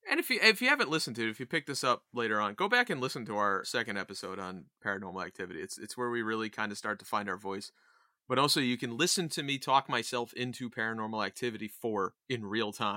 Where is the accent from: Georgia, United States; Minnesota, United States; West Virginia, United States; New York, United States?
New York, United States; Poughkeepsie; I was born in Poughkeepsie